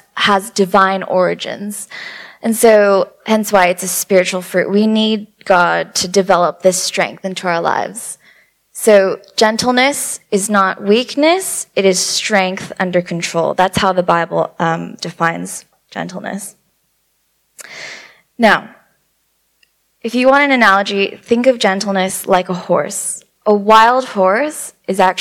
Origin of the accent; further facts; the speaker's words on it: California, United States; I'm from California as well, and the sass kind of comes out